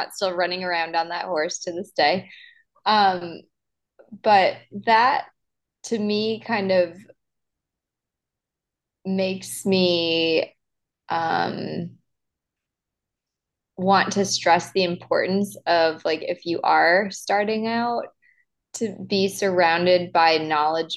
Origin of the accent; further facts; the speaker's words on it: Wisconsin, United States; moved away as an adult; also born or lived in Lexington, Kentucky; when I was growing up in Wisconsin and I started teaching lessons, when I was in high school and then through college